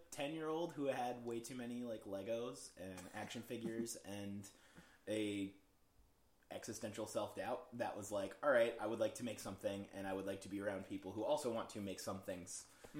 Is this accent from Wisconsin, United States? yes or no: yes; Wisconsin, United States; But I grew up in Wisconsin, and so a lot of like the suburb life in the Midwest is just like so isolating.